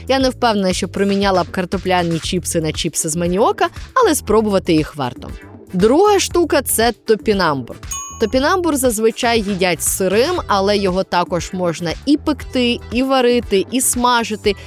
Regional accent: Mykolaiv Oblast, Ukraine; у моєму рідному селі на Миколаївщині

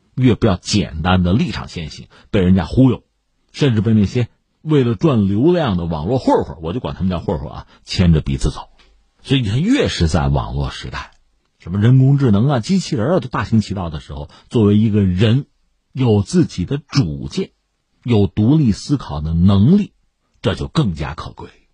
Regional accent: China; 我们中国人

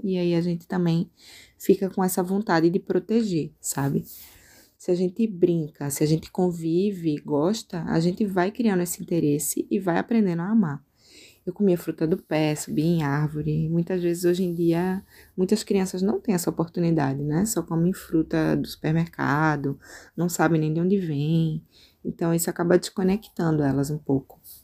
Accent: Recife, Pernambuco, Brazil; moved away as an adult; now in Rio Grande do Sul, Brazil; Eu sou de Recife

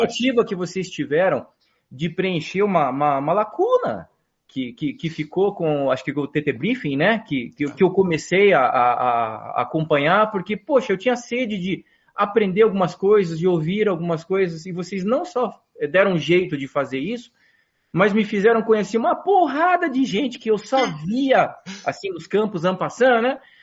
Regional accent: Curitiba, Paraná, Brazil; moved away as an adult; also born or lived in interior of São Paulo; now in Curitiba, Brazil; eu saí de Curitiba

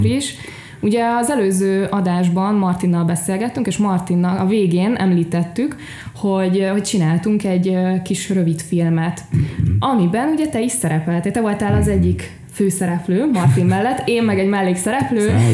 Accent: Szentendre, Pest, Hungary; Szentendrei vagyok

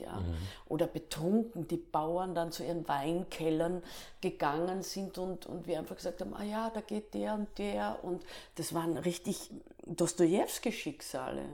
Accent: Staatz, Lower Austria, Austria; also born or lived in Klagenfurt, Austria; Staatser Klippe ist eine Ruine und da bin ich aufgewachsen

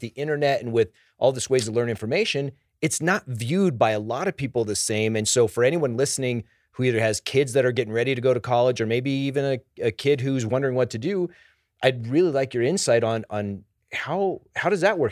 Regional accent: Denver, Colorado, United States; I grew up here in Denver

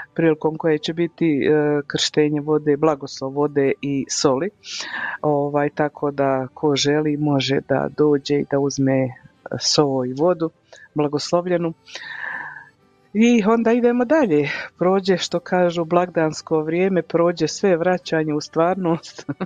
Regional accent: Croatia; now in Calgary, Canada; kod nas u Hrvatskoj

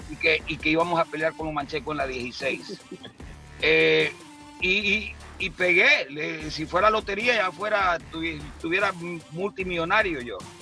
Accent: San Pedro Sula, Cortés, Honduras; moved away; yo y mi esposa nacimos en San Pedro Sula, ah. allá en el barrio Paz Barahona

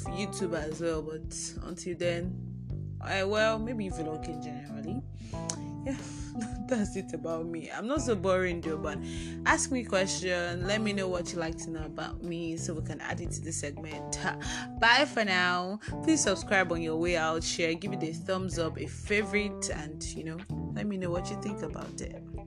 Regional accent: Ibadan, Oyo, Nigeria; also born or lived in Ogun State, Nigeria; now in Ogun, Nigeria; I'm from Oyo State, Ibadan, Nigeria

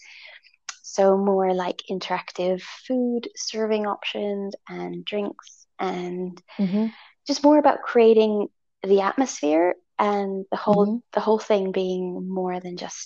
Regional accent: Italy; I was born in Italy

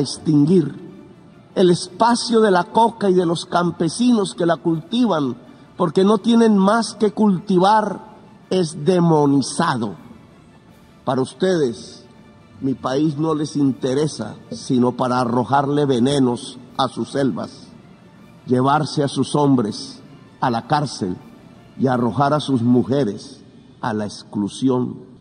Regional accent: Colombia

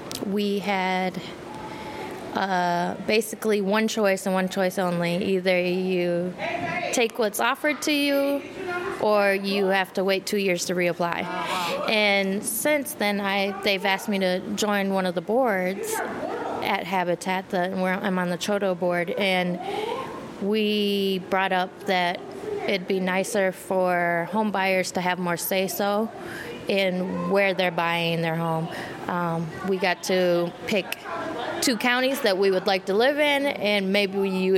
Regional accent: Minneapolis, Minnesota, United States; now in St. Paul, United States; Minneapolis. I'm from Minneapolis.

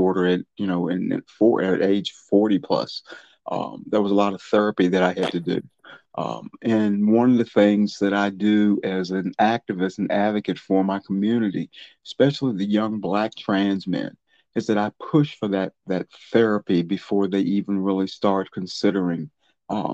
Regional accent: Charlottesville, Virginia, United States; I'm a native of Charlottesville in Alamar County. I lived in North Garden all my life.

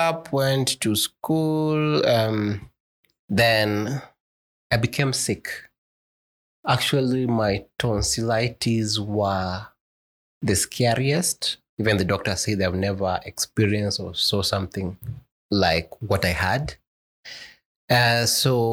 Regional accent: Garissa, Garissa County, Kenya; Born and raised in Garissa, the last born, we only two

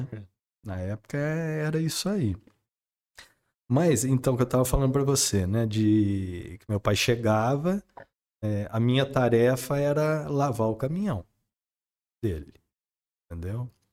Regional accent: Espírito Santo do Pinhal, São Paulo, Brazil; minha infância foi vivida em Pinhal

